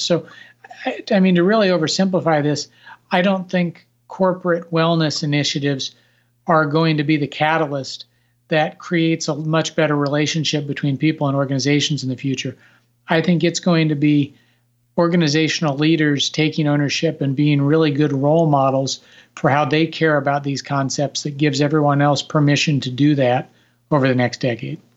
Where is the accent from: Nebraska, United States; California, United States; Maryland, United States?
Nebraska, United States; now in Washington, D.C. area, United States; I grew up in Nebraska